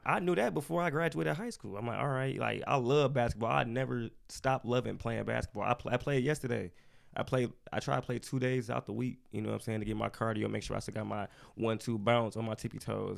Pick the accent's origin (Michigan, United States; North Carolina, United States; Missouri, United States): Michigan, United States; Lansing; I'm from Lansing, Michigan. I was born and I was raised there